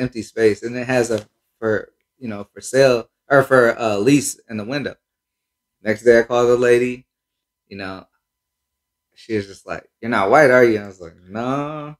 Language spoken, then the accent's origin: English; Cincinnati, Ohio, United States; also born or lived in Minnesota / Columbus; I'm from Cincinnati, uh, but you know I did a, a little time in Minnesota